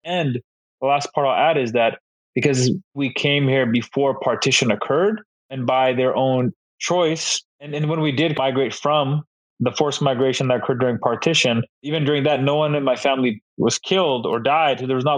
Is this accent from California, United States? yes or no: no; Renton, Washington, United States; born there; also born or lived in Surrey, Canada; So I was born in Seattle, in a place actually called Renton. It's right by Seattle. So I was born there.